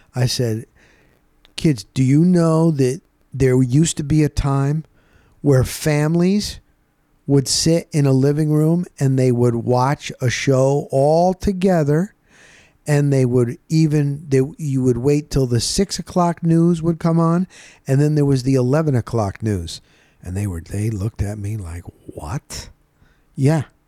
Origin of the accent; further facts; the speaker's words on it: Rockaway, New Jersey, United States; moved away; There was a mall where I grew up in New Jersey called Rockaway Town Square. It's in Morris County, New Jersey.